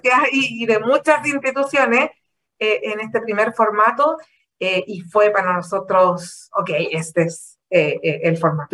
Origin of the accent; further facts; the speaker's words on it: Chile; como chileno